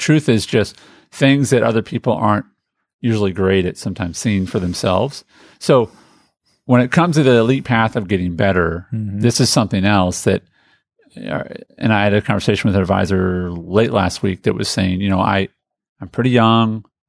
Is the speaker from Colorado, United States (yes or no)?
no; Indianapolis, Indiana, United States; as a kid growing up in Indianapolis, Indiana